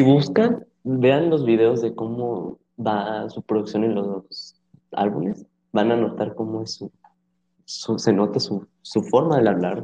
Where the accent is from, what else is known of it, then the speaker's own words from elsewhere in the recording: Monterrey, Nuevo León, Mexico; somos de su misma ciudad